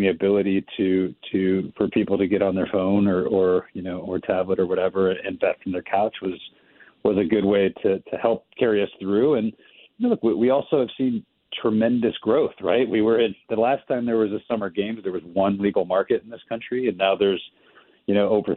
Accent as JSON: {"language": "English", "region": "Ohio", "country": "United States", "tie": "born or raised there", "said": "Ohio, which is my home state"}